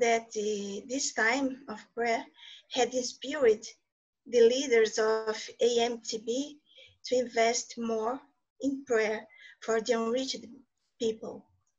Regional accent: Brazil; English is a second language; I'm from Brazil, and I will try to speak in English.

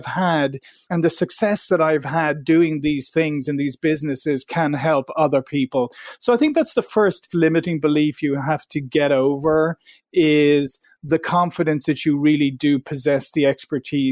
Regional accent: Ireland; moved away as an adult; also born or lived in Silicon Valley, United States; now in United States; I'm originally from Ireland, and I came to the US 22 years ago to Silicon Valley

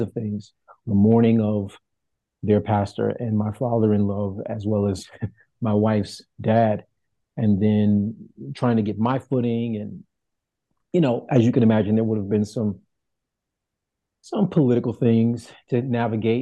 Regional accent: Chicago, Illinois, United States; moved away as an adult; also born or lived in Dallas-Fort Worth, Texas; now in Bronx, United States; Born and raised on the south side of Chicago

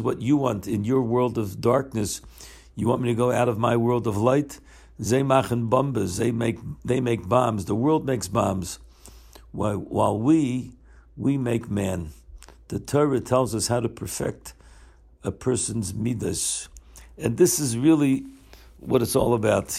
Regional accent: Baltimore, Maryland, United States; now in Israel; I grew up here in Baltimore

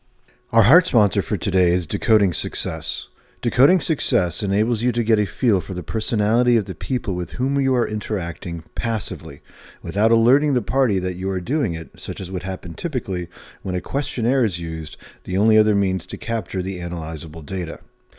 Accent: Germany; born there; because I was born in Germany, and so they are my team.

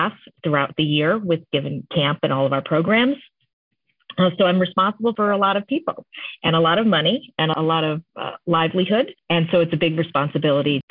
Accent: Maine, United States; moved away as an adult; also born or lived in Sunnyside and Woodside, Queens, New York; now in New York, United States; when I was growing up in Maine

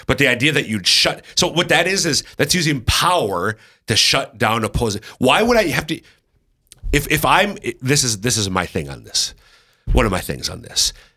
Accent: Minnesota, United States; accent: Minnesota; my Minnesota accent

